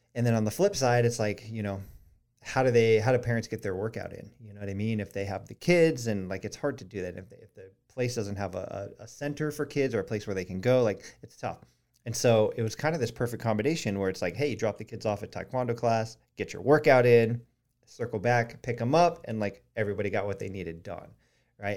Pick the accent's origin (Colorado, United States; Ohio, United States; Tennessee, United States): Colorado, United States; Colorado Springs; now in Charleston, United States; we grew up in Colorado Springs